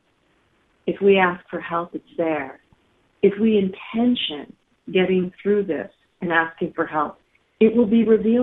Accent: Bedford, Pennsylvania, United States; moved away; my hometown is in Bedford, Pennsylvania

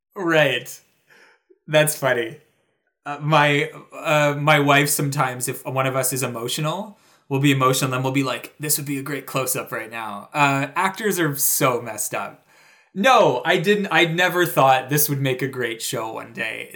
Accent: Toronto, Ontario, Canada; moved away; a major theater in my hometown.

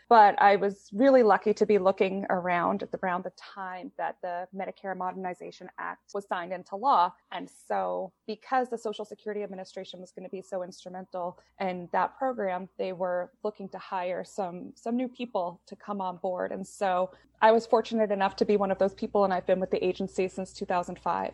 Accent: Southern Maine, United States; I was born and raised in Southern Maine, and I stayed in Maine for college.

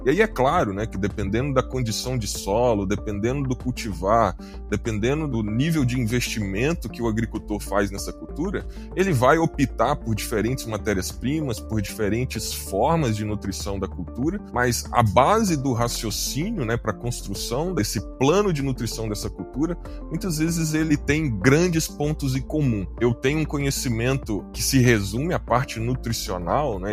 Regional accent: Minas Gerais, Brazil; moved away as an adult; now in Mato Grosso, Brazil; eu, como um bom mineiro que sou, formado em Minas Gerais

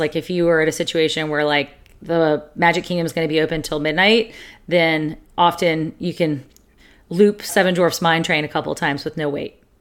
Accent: the South, United States; We're from the South

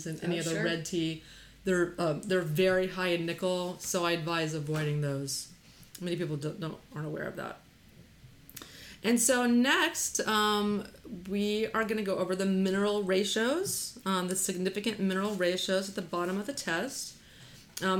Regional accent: Texas, United States; we're from Texas

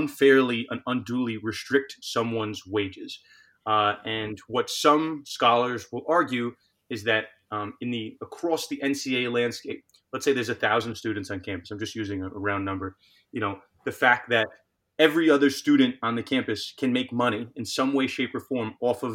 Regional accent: New York, United States; New York, where I'm from

